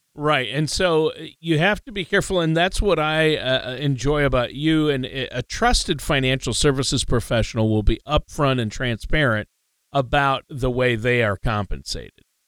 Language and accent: English; Minnesota, United States; I'm from Minnesota and we really didn't have a college football team